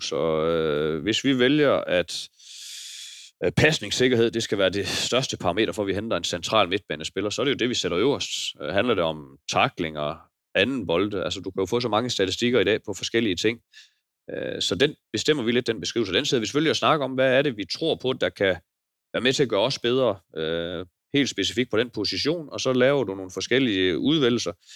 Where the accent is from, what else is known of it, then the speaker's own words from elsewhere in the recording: Denmark; jeg er jo bare jyde lidt